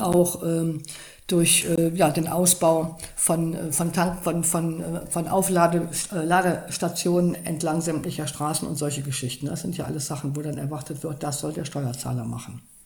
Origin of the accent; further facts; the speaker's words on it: Cologne, North Rhine-Westphalia, Germany; ich komme ja aus Köln